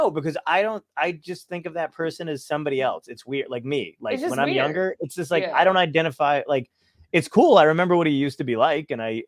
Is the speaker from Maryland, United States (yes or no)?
no; Brooklyn, New York, United States; You know, I was born in Brooklyn. So I'm from Brooklyn. My whole family is from Brooklyn.